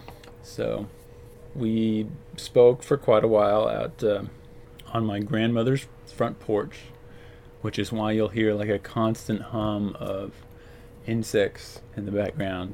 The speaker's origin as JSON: {"language": "English", "town": "Azle", "region": "Texas", "country": "United States", "also_born_or_lived": "Fort Collins, Colorado", "moved": "yes", "lives_now": "Seattle, United States", "said": "I take a trip back to Texas to visit my family, back to good old Azle, Texas"}